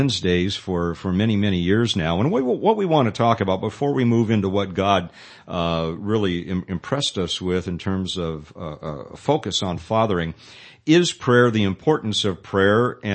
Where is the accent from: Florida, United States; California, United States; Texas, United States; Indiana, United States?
California, United States; Southern; also born or lived in Sacramento; now in Modesto, United States; I'm from Southern California originally